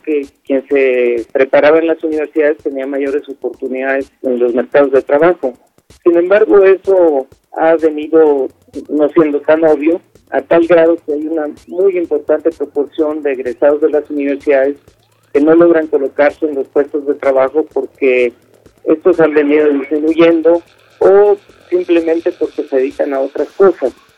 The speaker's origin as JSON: {"language": "Spanish", "town": "Tuxtla Gutiérrez", "region": "Chiapas", "country": "Mexico", "said": "soy de Tuxtla Gutiérrez, Chiapas"}